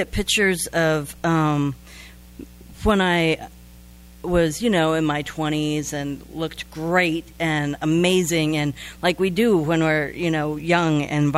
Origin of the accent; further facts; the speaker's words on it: Midwest, United States; I grew up in the Midwest and right in the heart of the Bible Belt.